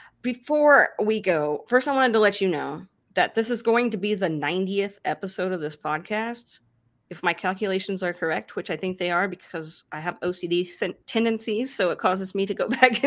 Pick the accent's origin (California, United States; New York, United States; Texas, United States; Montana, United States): Texas, United States; Because I'm from Texas, so we got to get the y'all in there.